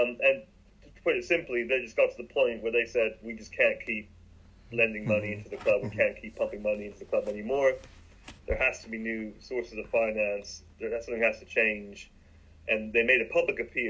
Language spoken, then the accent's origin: English; Bath, South West England, United Kingdom; moved away; also born or lived in London; I grew up in Bath